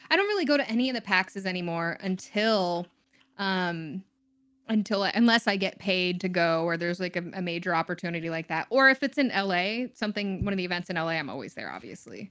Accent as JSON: {"language": "English", "region": "Texas", "country": "United States", "tie": "born or raised there", "also_born_or_lived": "Florida / Denver / San Francisco", "moved": "yes", "lives_now": "Los Angeles, United States", "said": "I grew up in mostly Texas"}